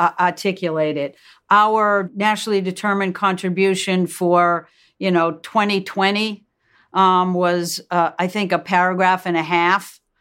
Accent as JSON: {"language": "English", "region": "Massachusetts", "country": "United States", "said": "We're both from Massachusetts."}